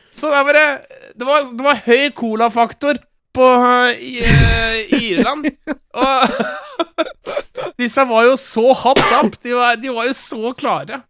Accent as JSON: {"language": "Norwegian", "country": "Norway", "said": "jeg er jo norsk"}